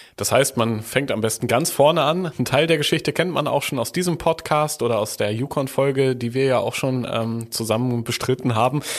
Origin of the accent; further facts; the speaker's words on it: Germany; bei uns in Deutschland